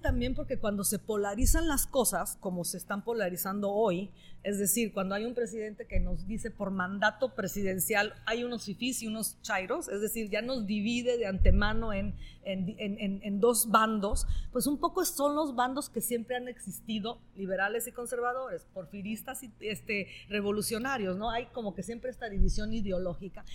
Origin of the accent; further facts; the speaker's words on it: northern Italy, Italy; Spanish is a second language; now in Mexico; soy norteña de Italia, de la parte norte de Italia